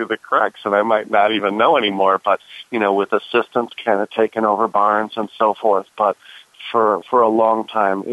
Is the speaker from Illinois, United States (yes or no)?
yes; Des Plaines, Illinois, United States; moved away; also born or lived in Arizona; I grew up in Chicago. My dad used to take me to the races at Arlington Park. We grew up in a suburb right near there in a city called Des Plaines